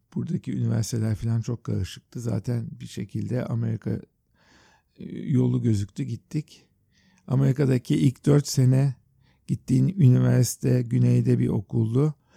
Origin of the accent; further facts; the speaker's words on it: Istanbul, Turkey; also born or lived in New York; Biz Yeşilyurt'ta deniz kenarında büyüdük